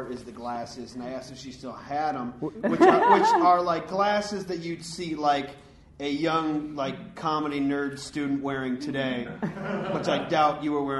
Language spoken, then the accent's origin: English; Clarkston, Michigan, United States; born or raised there